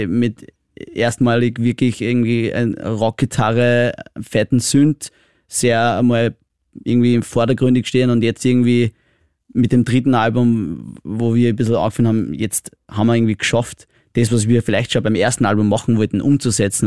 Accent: Austria; ich bin ein typischer Österreicher

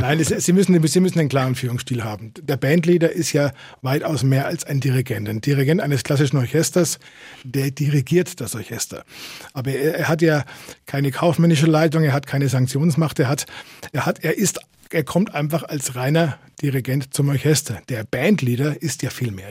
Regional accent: Fürth, Bavaria, Germany; also born or lived in Nuremberg; ich bin eigentlich in Nürnberg geboren, also rein gebürtig bin ich Nürnberger, aber ich bin gefühlter Fürther. Da bin ich aufgewachsen

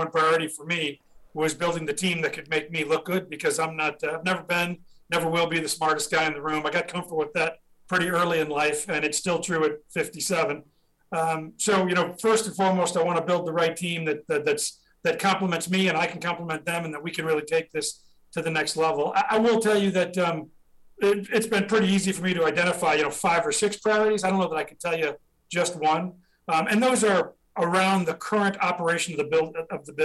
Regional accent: Midwest, United States; now in Gladstone, United States; as a Midwestern kid

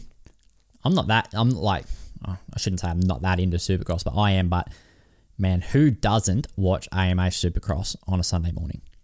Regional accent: Australia; I'm from Australia

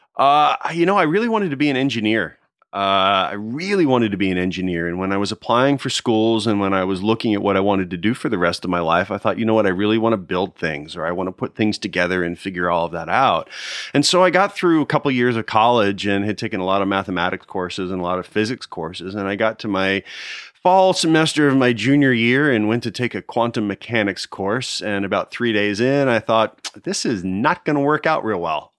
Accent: United States; also born or lived in Nashville, Tennessee / Connecticut / New Jersey; now in Florida, United States; I grew up outside of Philadelphia. I was born in Nashville, Tennessee

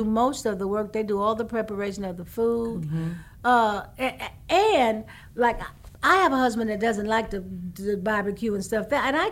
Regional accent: Houston, Texas, United States; I'm from Houston

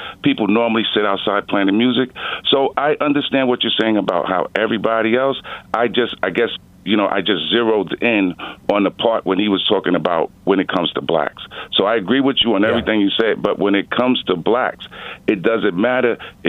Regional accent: New York City, New York, United States; I came from New York City, and New York City is one of the most segregated places in the world.

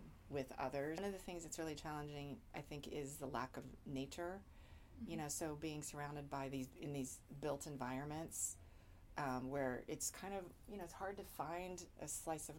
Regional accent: Texas, United States; moved away as an adult; also born or lived in Los Angeles / Boston / Ohio; now in New York, United States; I was born in Texas

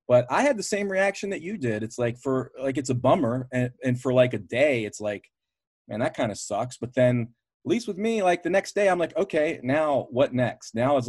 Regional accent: Baltimore, Maryland, United States; I'm from Baltimore anyway, and Ring of Honor was, you know, their home offices are right in my backyard.

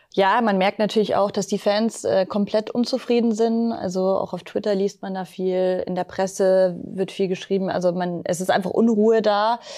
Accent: Munich, Bavaria, Germany; Ich als Münchnerin

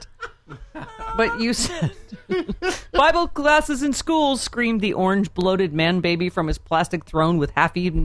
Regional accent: Buffalo, New York, United States; moved away; I grew up in Buffalo

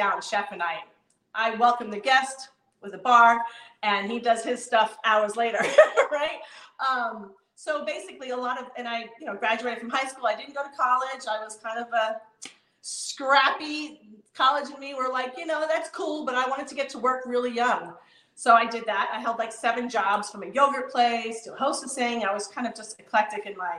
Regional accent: East Coast, New York, United States; moved away; my youth growing up on the East Coast

